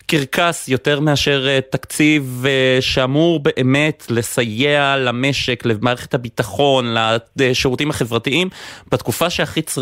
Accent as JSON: {"language": "Hebrew", "town": "Haifa", "region": "Haifa District", "country": "Israel", "moved": "yes", "said": "כחיפאי במקור אני אומר את זה"}